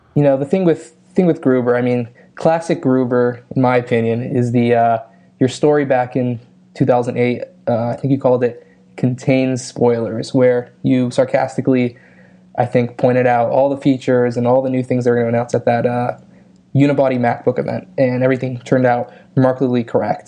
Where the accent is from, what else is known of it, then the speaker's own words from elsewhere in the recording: Los Angeles, California, United States; I'm, uh, from Los Angeles